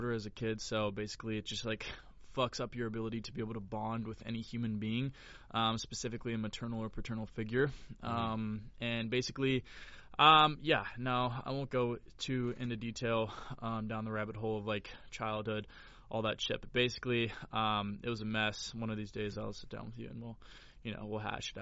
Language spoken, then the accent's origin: English; Florida, United States; moved away as an adult; now in Los Angeles, United States; I'm from Florida